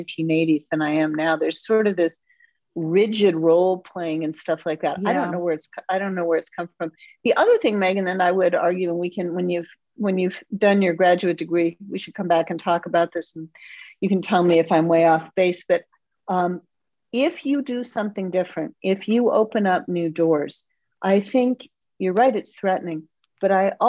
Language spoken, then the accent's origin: English; East Coast, United States; now in Midwest, United States; I'm from the East Coast